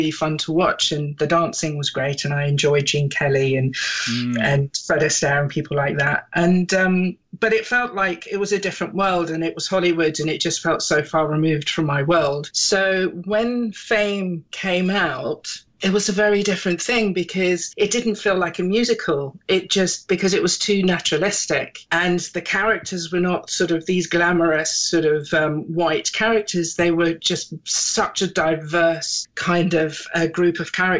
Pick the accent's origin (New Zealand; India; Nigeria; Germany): Germany; also born or lived in England / Britain; now in United Kingdom; even though I was born in England, I grew up in Germany. I was there from when I was about six or something. And I grew up in a very small kind of German village.